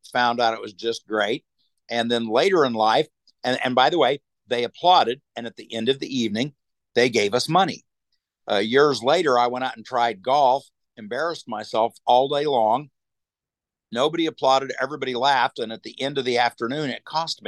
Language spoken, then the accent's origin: English; Wichita, Kansas, United States; moved away; I'm from Wichita, Kansas originally.